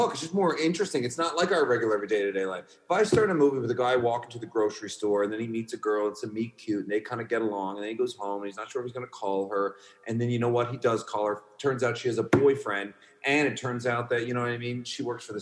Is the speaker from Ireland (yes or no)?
no; Canada; Canadian filmmakers